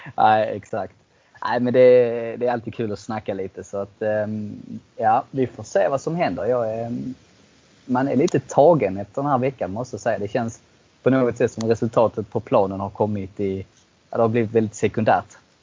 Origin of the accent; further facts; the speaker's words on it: Eslöv, Skåne, Sweden; jag är ju själv från Eslöv